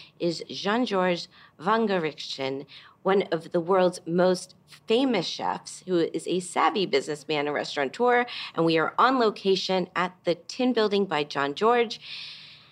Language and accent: English; Miami, Florida, United States; Miami's my hometown